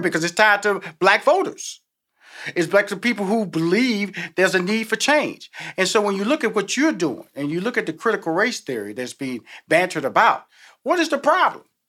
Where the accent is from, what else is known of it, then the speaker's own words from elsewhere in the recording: Houston, Texas, United States; I came from the hood. I came from Fifth Ward